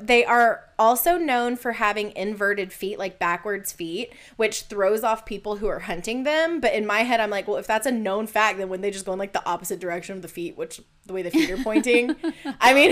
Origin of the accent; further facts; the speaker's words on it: United States; I'm an American